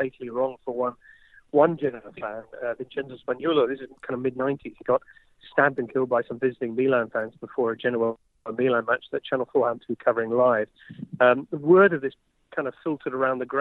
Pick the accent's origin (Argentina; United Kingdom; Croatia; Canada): United Kingdom; England; I'm English.